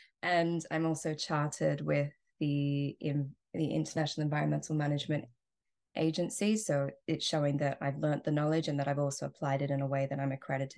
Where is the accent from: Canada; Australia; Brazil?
Australia; So I am Australian, and even though I don't sound it, and growing up in Australia, I was very connected to the bush and nature.